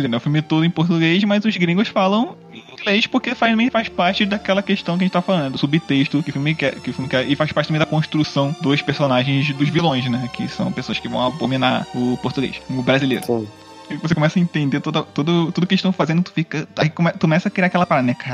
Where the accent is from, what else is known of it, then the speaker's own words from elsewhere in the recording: South Region, Brazil; nós somos do sul do Brasil, é colonização de alemães e tal, uhum. europeus.